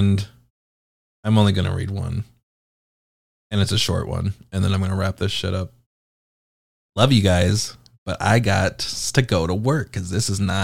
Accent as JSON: {"language": "English", "country": "United Kingdom", "said": "I'm British"}